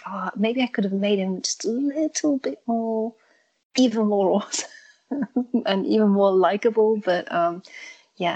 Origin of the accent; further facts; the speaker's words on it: England, United Kingdom; now in Germany; I grew up in England, which is where the accent comes from, but I'm now in Germany